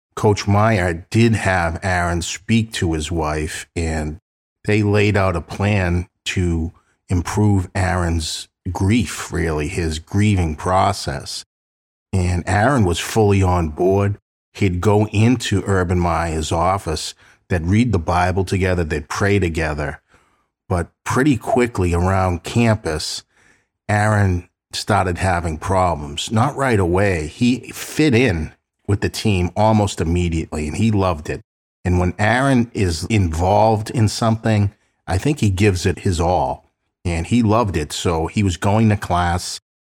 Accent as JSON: {"language": "English", "town": "Boston", "region": "Massachusetts", "country": "United States"}